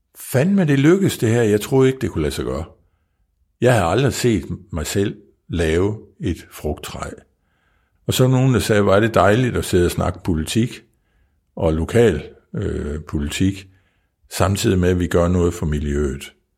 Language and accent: Danish; Kvols, Central Denmark Region, Denmark; jeg kommer fra Kvolds, øh, en lille by, der ligger 15, nej, jo, 15 km uden for Viborg